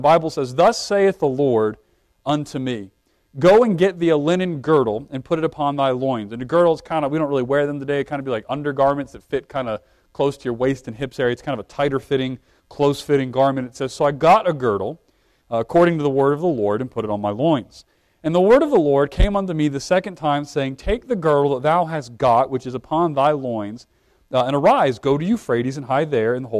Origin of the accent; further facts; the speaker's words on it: Brunswick, Maryland, United States; moved away; I grew up in Maryland